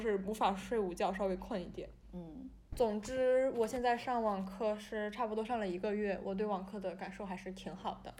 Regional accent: China; 我来自中国啊，我的家乡怎么样，我住的房子旁边有条河

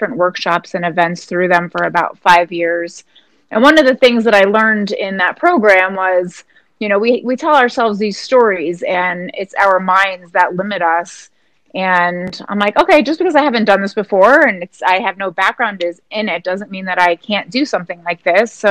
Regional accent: New Jersey, United States; moved away as an adult; now in Colorado, United States; I grew up in New Jersey

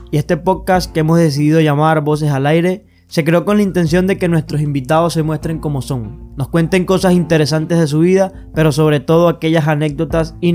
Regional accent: Guanare, Portuguesa, Venezuela; yo nací aquí en Guanare.

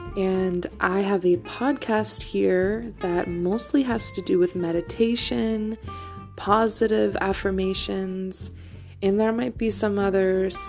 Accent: New England, United States; I am from the New England area in the United States

